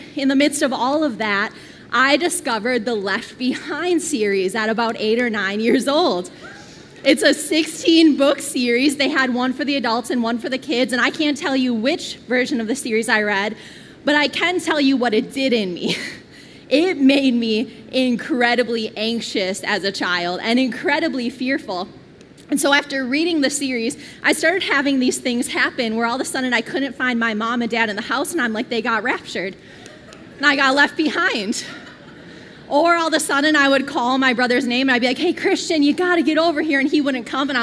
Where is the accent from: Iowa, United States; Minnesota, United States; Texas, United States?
Minnesota, United States; Twin Cities; I grew up here in the Twin Cities